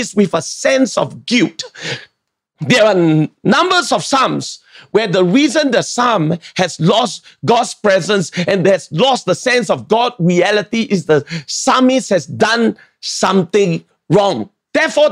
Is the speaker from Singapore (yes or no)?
yes; Singapore; I'm a Singaporean